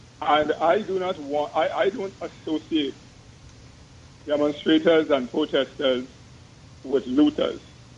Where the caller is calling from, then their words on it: Hoboken, New Jersey, United States; I'm calling from Hoboken.